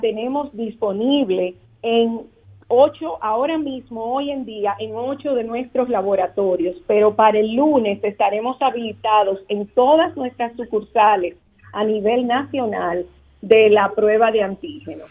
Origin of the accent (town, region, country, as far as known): Dominican Republic